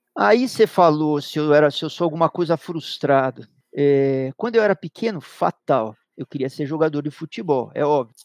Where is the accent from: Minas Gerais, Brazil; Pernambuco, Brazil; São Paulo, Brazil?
São Paulo, Brazil; Eu nasci em 1959 em São Paulo, na maternidade de São Paulo, uma família de classe média paulistana, uhum. típica classe média paulistana